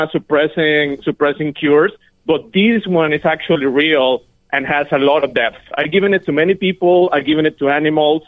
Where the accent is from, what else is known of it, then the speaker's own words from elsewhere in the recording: Mexico; also born or lived in Connecticut; now in Silicon Valley, United States; I am from Mexico, but I'm in Silicon Valley.